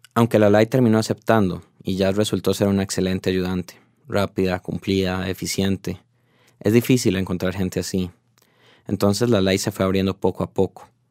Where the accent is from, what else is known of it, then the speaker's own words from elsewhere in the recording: Costa Rica; como tico que soy